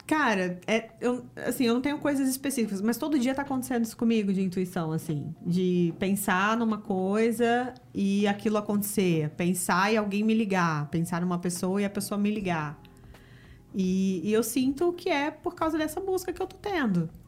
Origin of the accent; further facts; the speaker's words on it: Rio de Janeiro, Brazil; accent: carioquês; eu sou do Rio, o Fernando é do Rio